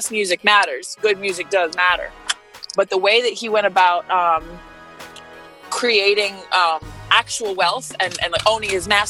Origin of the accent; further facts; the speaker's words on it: New Orleans, Louisiana, United States; I'm from New Orleans, or I claim New Orleans. I'm from all over